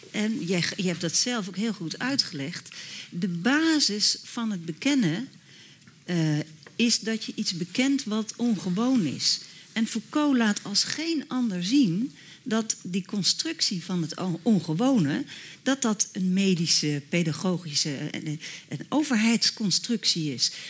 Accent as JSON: {"language": "Dutch", "country": "Netherlands", "said": "Zodat ik meer op zoek ben naar de verbintenis dan mij onmiddellijk terug te trekken in mijn, hoera, ik ben een Nederlander, hartstikke vrij, identiteit."}